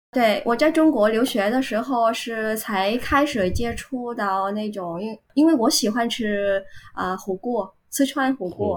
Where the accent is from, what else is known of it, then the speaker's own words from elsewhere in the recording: Ho Chi Minh City, Vietnam; Chinese is a second language; 我来自越南胡志明市，啊，现在我是一所大学的中文老师